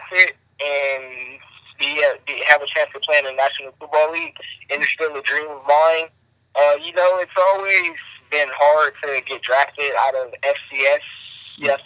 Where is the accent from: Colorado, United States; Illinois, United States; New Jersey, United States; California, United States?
California, United States; I'm from California